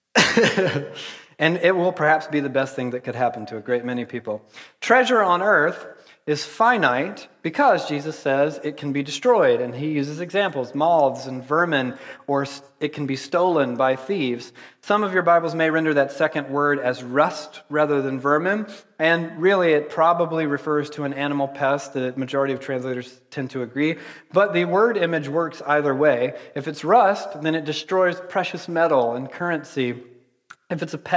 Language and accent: English; Georgia, United States; I'm from Georgia